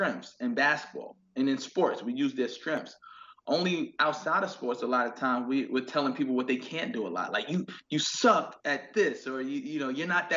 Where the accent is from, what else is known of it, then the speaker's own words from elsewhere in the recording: New York City, New York, United States; being from Queens and growing up in Queens have made me super independent